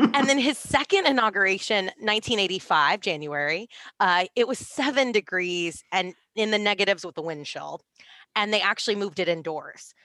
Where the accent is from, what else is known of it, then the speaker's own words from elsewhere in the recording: Texas, United States; I'm from Texas